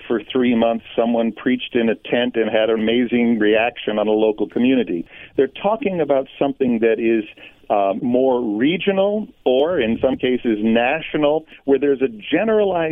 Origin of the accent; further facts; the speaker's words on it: New England, United States; ever since I was a teenager, growing up in New England